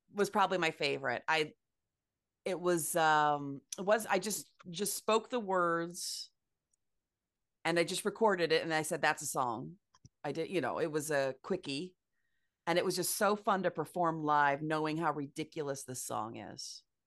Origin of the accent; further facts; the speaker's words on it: Ames, Iowa, United States; I was born and raised in Ames, Iowa, very Midwestern college town